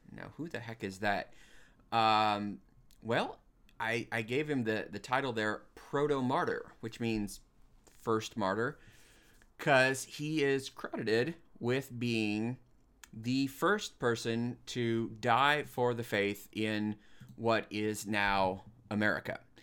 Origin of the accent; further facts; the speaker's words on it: Leavenworth, Kansas, United States; I was born in Leavenworth and, and grew up in the, the Archdiocese of Kansas City in Kansas my whole life